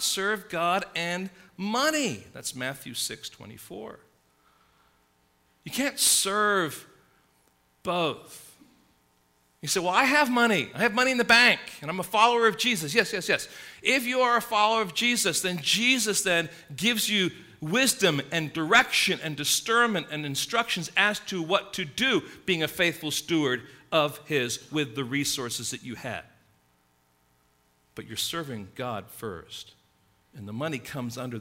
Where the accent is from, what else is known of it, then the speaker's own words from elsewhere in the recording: England, United Kingdom; now in United States; growing up in England, middle-class England